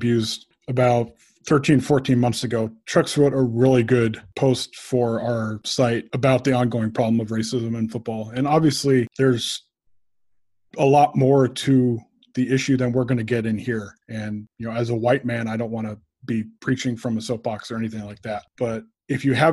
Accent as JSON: {"language": "English", "region": "California", "country": "United States", "tie": "born or raised there", "moved": "yes", "lives_now": "Oregon, United States", "said": "I am born and raised in California and now live in Oregon"}